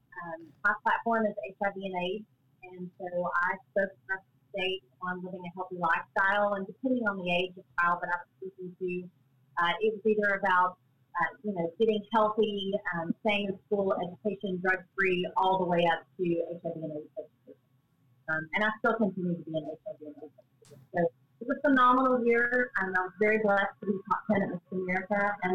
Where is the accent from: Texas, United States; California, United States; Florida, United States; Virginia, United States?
Texas, United States; Lufkin; also born or lived in Fort Worth, Texas; I'm born and raised in Lufkin.